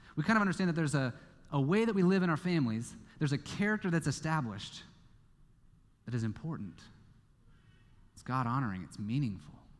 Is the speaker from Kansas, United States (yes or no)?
yes; Kansas, United States; moved away; my home state is Kansas